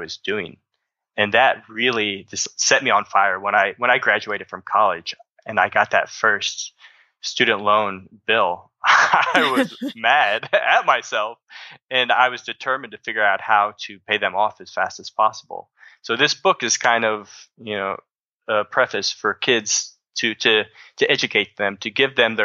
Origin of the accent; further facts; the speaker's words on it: Southern Illinois, United States; I grew up in the Midwest. I'm from Southern Illinois.